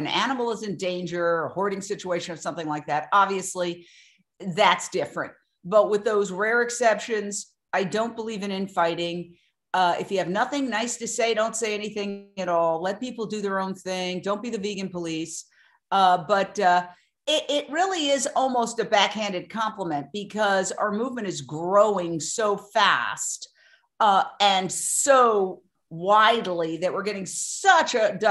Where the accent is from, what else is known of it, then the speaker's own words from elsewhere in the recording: New York City, New York, United States; moved away as an adult; also born or lived in Fort Myers, Florida / Minneapolis / Philadelphia / Los Angeles; I grew up in Midtown Manhattan, went to NYU